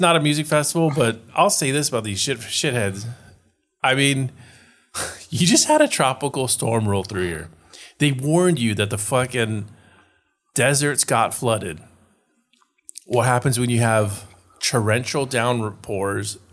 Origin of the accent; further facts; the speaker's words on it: California, United States; I'm from California